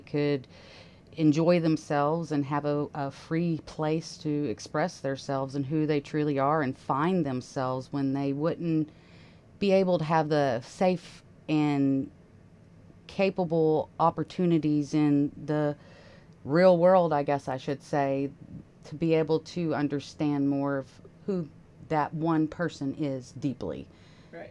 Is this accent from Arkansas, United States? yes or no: yes; Fayetteville, Arkansas, United States; I'm from Fayetteville, Arkansas